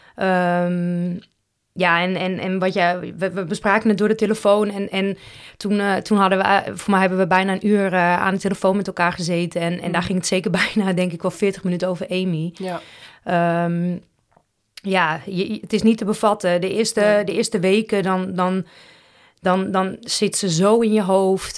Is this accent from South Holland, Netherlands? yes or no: no; Roosendaal, North Brabant, Netherlands; also born or lived in Huijbergen; in mijn paspoort staat gewoon Roosendaal en Nispen. Dus ik denk dat dat, of ja, dat is gewoon de gemeente waar ik geboren ben